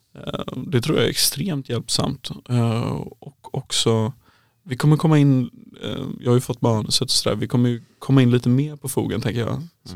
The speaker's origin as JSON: {"language": "Swedish", "town": "Kungsbacka", "region": "Halland County", "country": "Sweden", "also_born_or_lived": "Uppsala", "moved": "as an adult", "said": "Jag kommer från Kungsbacka ursprungligen"}